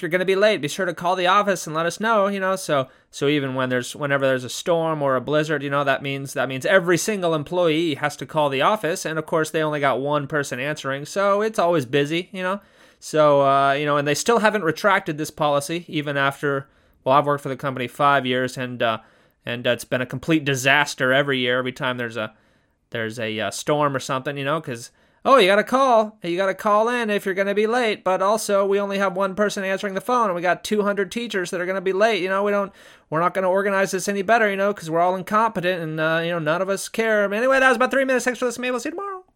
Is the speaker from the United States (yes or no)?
yes; Southern California, United States; born or raised there; now in Japan